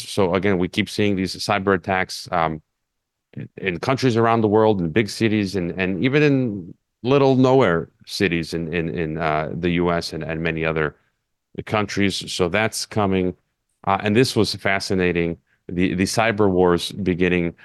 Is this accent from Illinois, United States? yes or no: yes; Chicago, Illinois, United States; moved away as an adult; now in Mexico; my hometown of Chicago